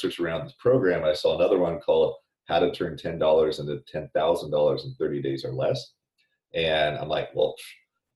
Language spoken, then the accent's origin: English; Sacramento, California, United States; I grew up in Sacramento